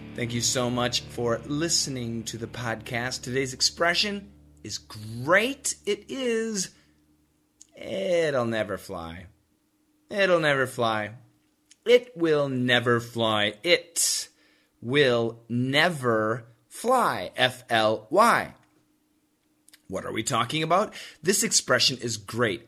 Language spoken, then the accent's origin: English; Wisconsin, United States; I grew up in Wisconsin